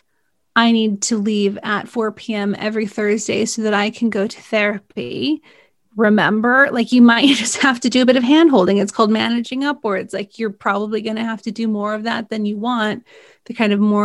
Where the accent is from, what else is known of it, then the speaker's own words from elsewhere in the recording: California, United States; I'm from California